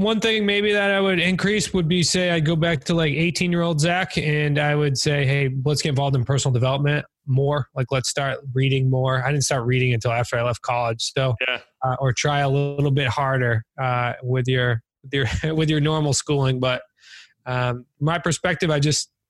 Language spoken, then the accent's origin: English; New England, United States; we're from New England